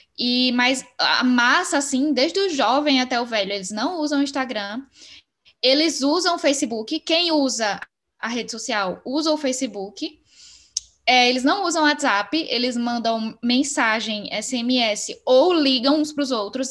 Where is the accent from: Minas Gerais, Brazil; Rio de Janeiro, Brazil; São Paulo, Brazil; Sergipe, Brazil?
Sergipe, Brazil; moved away as an adult; now in Porto, Portugal; Sou sergipana